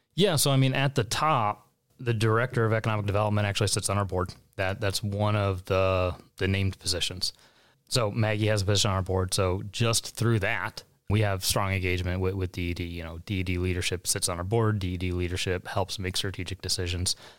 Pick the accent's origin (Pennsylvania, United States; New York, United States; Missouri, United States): Missouri, United States; St. Louis; moved away as an adult; also born or lived in San Diego, California; Born and raised in St. Louis